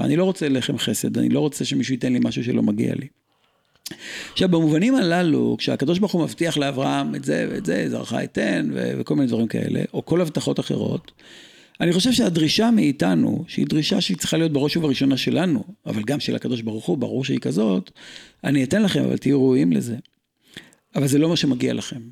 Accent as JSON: {"language": "Hebrew", "country": "Israel", "tie": "born or raised there", "said": "אני ישראלי ואם לא רמח איבריי, נולדתי בארץ הזו"}